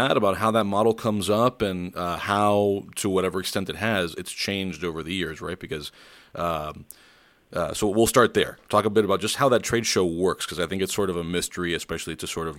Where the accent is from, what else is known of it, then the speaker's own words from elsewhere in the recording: Miami, Florida, United States; moved away; also born or lived in Wisconsin / Missouri; I'm from Miami originally, but I was in Wisconsin for a few years. And then before that I was in Missouri for 4 years.